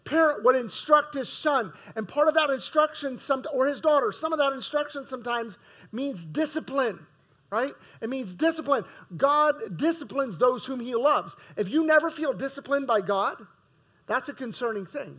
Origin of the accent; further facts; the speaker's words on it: United States; As American Christians, we're all wealthy.